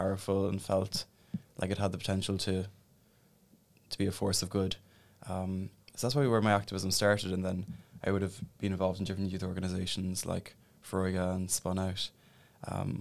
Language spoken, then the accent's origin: English; Newcestown, Munster, Ireland; I'm from Newcestown, which is kind of outside Bandon.